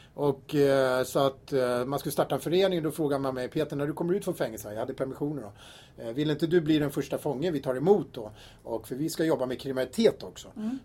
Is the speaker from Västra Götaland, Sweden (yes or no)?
no; Tyresö, Stockholm County, Sweden; Jag är uppvuxen här i Tyresö och bott här i 53 år i kommunen